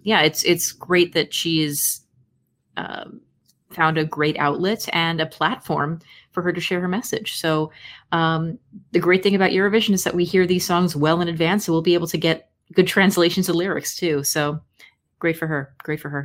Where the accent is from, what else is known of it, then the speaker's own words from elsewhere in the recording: United States; I am an American